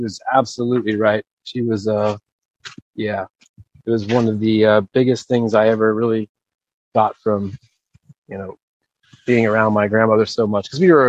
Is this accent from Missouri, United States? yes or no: no; St. Cloud, Florida, United States; also born or lived in Orlando, Florida; born about 3 miles, not even 2 miles from where I'm standing right now. And then I grew up in St. Cloud, which is about 30 minutes south of here.